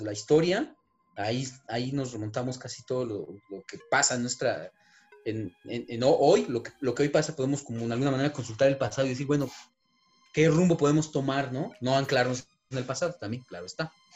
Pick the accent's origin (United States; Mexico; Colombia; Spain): Mexico; nosotros como mexicanos